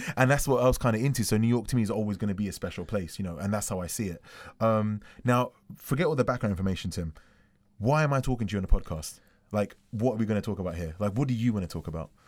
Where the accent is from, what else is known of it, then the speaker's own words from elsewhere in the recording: London, United Kingdom; I'm from London.